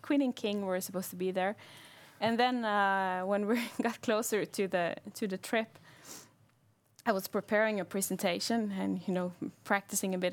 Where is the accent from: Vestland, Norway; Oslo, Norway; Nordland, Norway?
Vestland, Norway; Bergen; I'm from Bergen